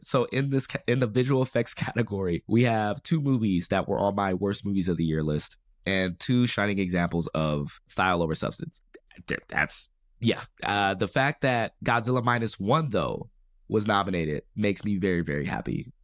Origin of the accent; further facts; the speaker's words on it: Compton, California, United States; I grew up in Compton